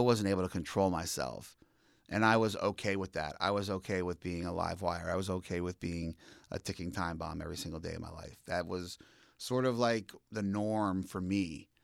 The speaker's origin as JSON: {"language": "English", "town": "Allentown", "region": "Pennsylvania", "country": "United States", "tie": "born or raised there", "moved": "yes", "lives_now": "Philadelphia, United States", "said": "born and raised in the Allentown area."}